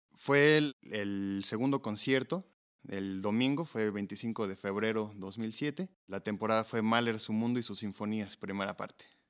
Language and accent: Spanish; Mexico; Tengo ambas nacionalidades, pero nací en México y he radicado toda mi vida en México